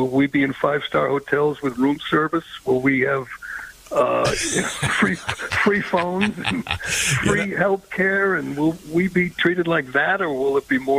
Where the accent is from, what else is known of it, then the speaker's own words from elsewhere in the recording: Boston, Massachusetts, United States; I'm from Boston